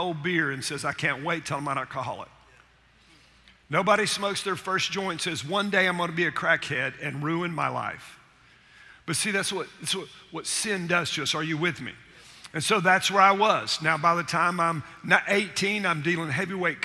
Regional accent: Chattanooga, Tennessee, United States; I grew up in Chattanooga, Tennessee

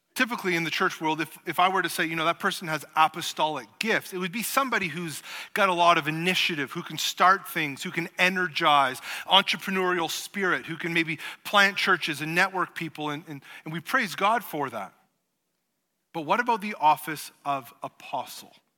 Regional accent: Canada; being Canadian

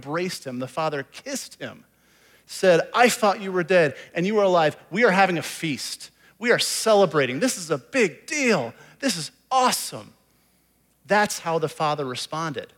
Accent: Iowa, United States; moved away as an adult; also born or lived in Indianapolis / California; I grew up in Iowa, grew up a Hawkeye fan

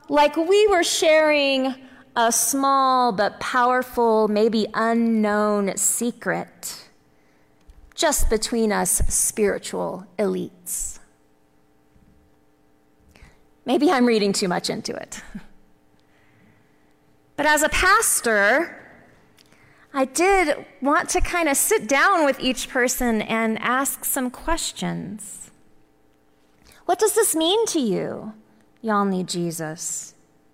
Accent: Texas, United States; I'm from Texas

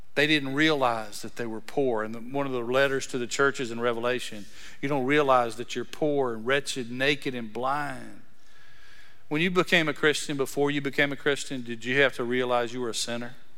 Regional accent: Breckenridge, Texas, United States; I'm from Breckenridge, Texas

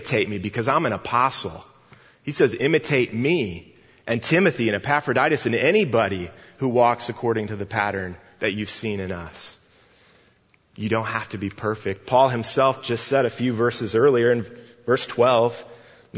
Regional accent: Northwest Indiana, United States; born or raised there

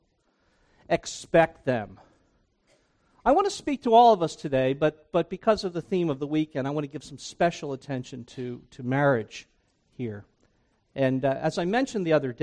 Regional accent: New Jersey, United States; moved away as an adult; also born or lived in Briarcliff Manor, New York; I grew up in New Jersey. I grew up on the Jersey Shore

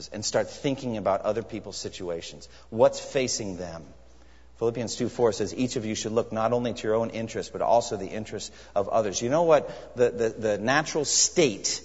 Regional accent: United States; also born or lived in Japan; as an American.

